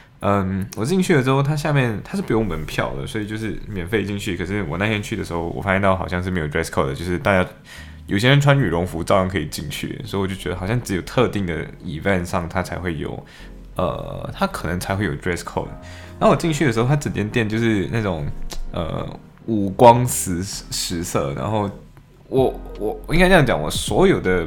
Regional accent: Malaysia; now in United Kingdom; 然后我们说我们从马来西亚来

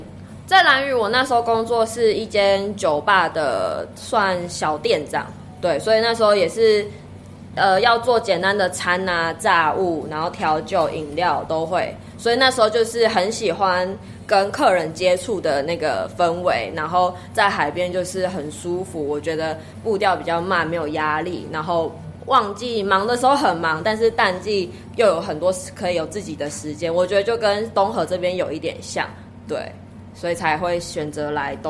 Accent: Taipei, Taiwan; moved away as an adult; also born or lived in Orchid Island; now in Donghe, Taiwan; 我是台北人，我是台北人。

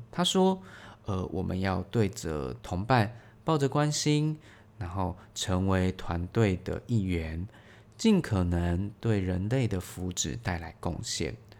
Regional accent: Taiwan; 我们台湾人最会的就是一窝蜂这件事情

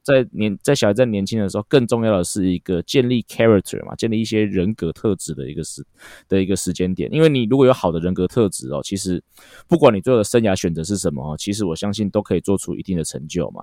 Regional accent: Taiwan; 比较接近我们台湾人在吃饭的习惯了

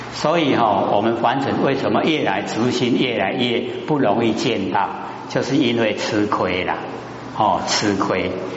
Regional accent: Taiwan; 我们台湾话

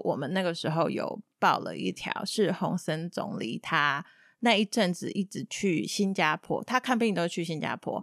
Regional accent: Taiwan; moved away as an adult; now in Cambodia; 我身为台湾人没有办法跟他们结婚

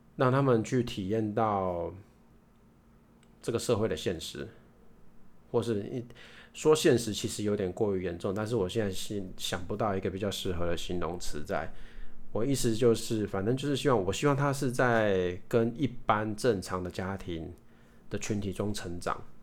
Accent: Hsinchu, Taiwan; 大家知道我是新竹人嘛

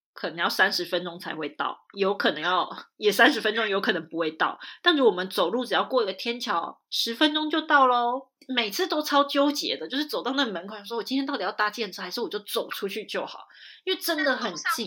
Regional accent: Taiwan; 我也是台湾人我也是台湾人

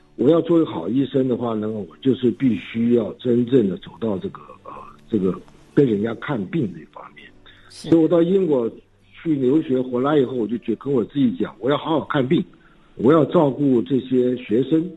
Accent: Taiwan; also born or lived in United Kingdom; 我是在眷村长大

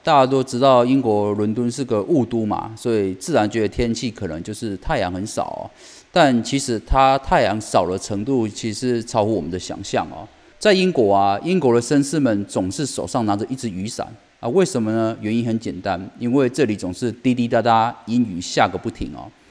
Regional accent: Taiwan; 我们台湾人

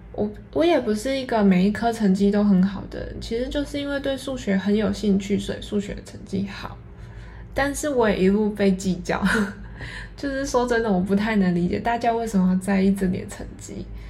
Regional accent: Yilan, Yilan County, Taiwan; 我是一个来自宜兰的女生，家里从事做工的行业

